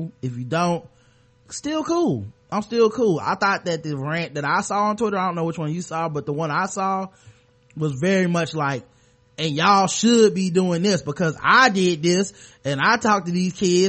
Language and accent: English; the South, United States; I'm from the South. We go to South Carolina every once in a while.